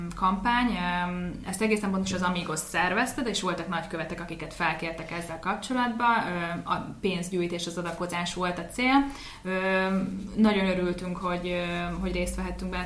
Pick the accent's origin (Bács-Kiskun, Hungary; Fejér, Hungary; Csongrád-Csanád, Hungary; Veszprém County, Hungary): Veszprém County, Hungary; Veszprém; moved away as an adult; also born or lived in Budapest; osztálytársak voltunk itt Veszprémbe, a Betési Albert hmm. gimnáziumba